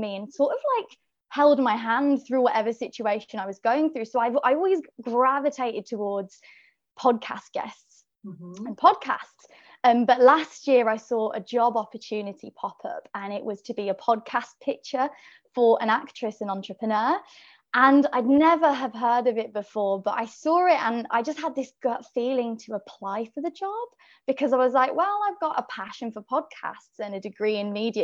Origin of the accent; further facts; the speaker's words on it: Birmingham, West Midlands, United Kingdom; now in London, United Kingdom; I'm from Birmingham in the UK, but I live in London